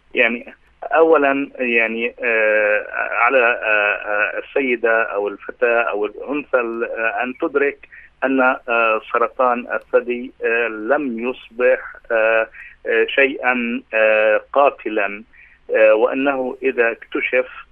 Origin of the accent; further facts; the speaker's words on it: Palestine; عندنا في فلسطين